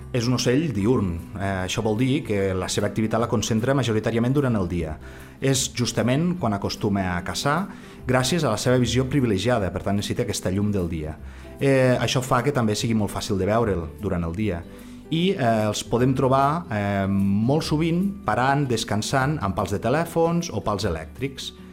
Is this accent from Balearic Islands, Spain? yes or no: no; Maials, Catalonia, Spain; jo eh, sóc de Maials i tinc just eh, la casa, la tinc al cantó del campanar